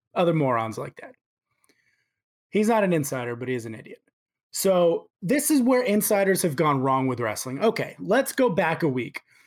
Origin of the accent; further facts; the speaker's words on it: Houston, Texas, United States; I was born in Houston